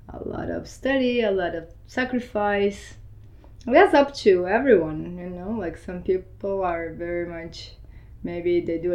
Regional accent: Brazil; also born or lived in Argentina; now in Miami, United States; I was born in Argentina, but I grew up in Brazil.

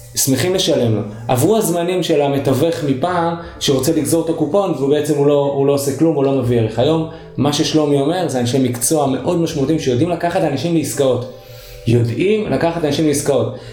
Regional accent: Haifa, Haifa District, Israel; moved away; כחיפאי במקור

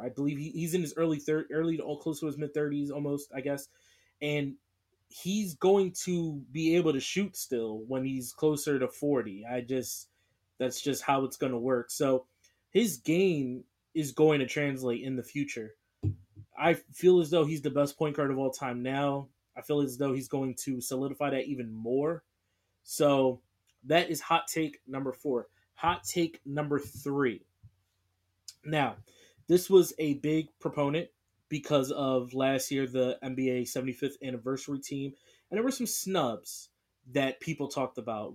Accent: Philadelphia, Pennsylvania, United States; I'm from Philly

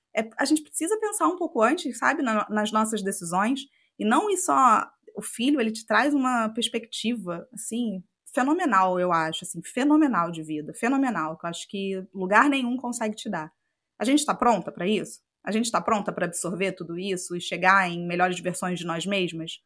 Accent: Macaé, Rio de Janeiro, Brazil; moved away as an adult; nasci em Macaé, passei minha vida inteira lá até fazer o intercâmbio

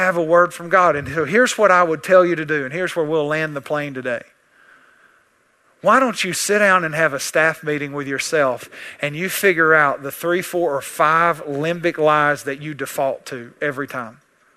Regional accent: East Texas, United States; I'm from East Texas

